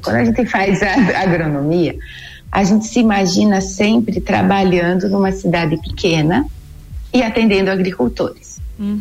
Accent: Treze Tílias, Santa Catarina, Brazil; eu sou natural de Treze Tilhas, ali do meio oeste

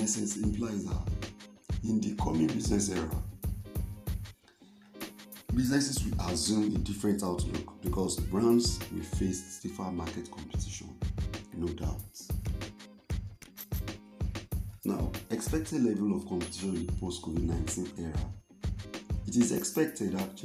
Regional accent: Nigeria; I'm a Nigerian by birth

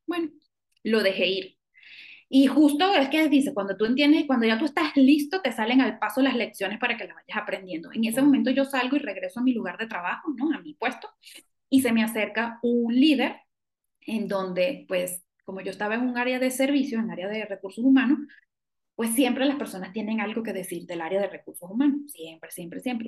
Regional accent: Venezuela; moved away as an adult; now in Mexico; yo soy venezolana

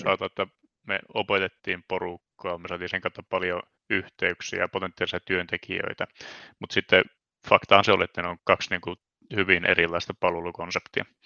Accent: Ii, North Ostrobothnia, Finland; also born or lived in Oulu; Iistä olen itse asiassa kotoisin, elikkä tuon Oulun pohjoispuolelta

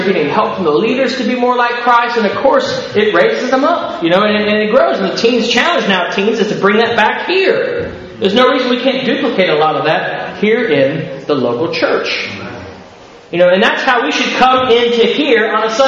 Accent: Ohio, United States; accent: American; now in Canada; in Ohio, where I grew up

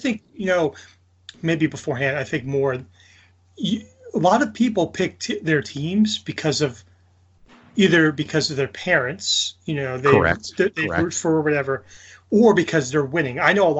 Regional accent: New York, United States; I'm from New York

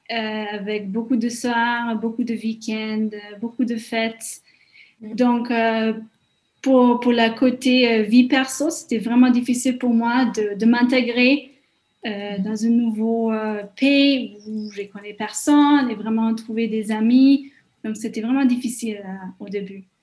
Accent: Budapest, Hungary; moved away as an adult; now in France; Comme tu disais, je viens de Budapest, Hongrie, et je suis arrivée en France en 2015 pour tout simplement pour étudier la pâtisserie française

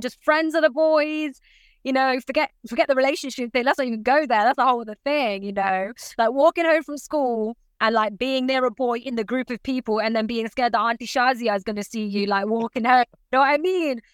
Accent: Nottingham, East Midlands, United Kingdom; also born or lived in Leicester; I'm from Nottingham. I was born and bred in Nottingham, and I moved to Leicester to present the, sh- the breakfast show there

